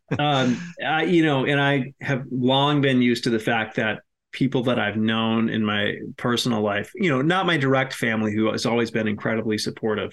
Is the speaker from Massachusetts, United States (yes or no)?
yes; Massachusetts, United States; I'm from Massachusetts